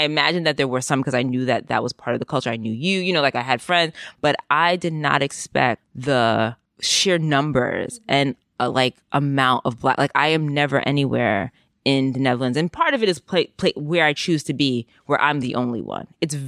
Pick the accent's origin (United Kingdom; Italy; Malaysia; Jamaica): Jamaica; I mean, I knew because I'm Jamaican, but I don't think most people do.